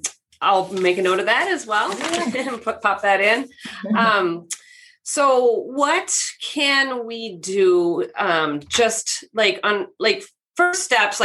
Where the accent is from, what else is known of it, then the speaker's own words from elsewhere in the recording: West Coast, United States; So, I grew up on the West Coast, so they would crop dust the crops with pesticides and chemicals.